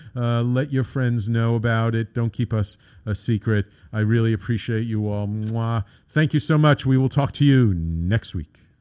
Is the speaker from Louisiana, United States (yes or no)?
no; New York City, New York, United States; I grew up in the Bronx. I've I've lived in the city my entire life